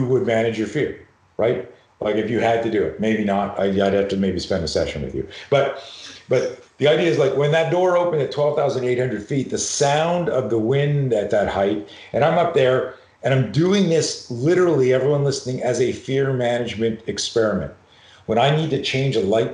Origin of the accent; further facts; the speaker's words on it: Montreal, Quebec, Canada; Growing up in Montreal, Canada